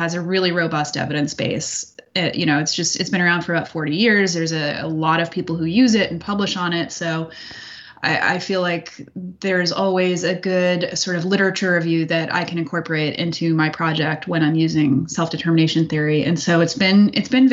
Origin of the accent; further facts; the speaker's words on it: United States; I'm born and raised in the United States.